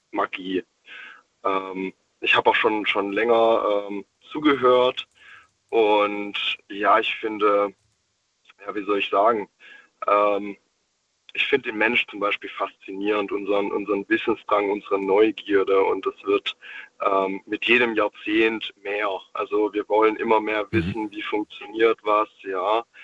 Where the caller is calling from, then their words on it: Stuttgart, Baden-Württemberg, Germany; Und zwar, ich komme aus dem Großraum Stuttgart.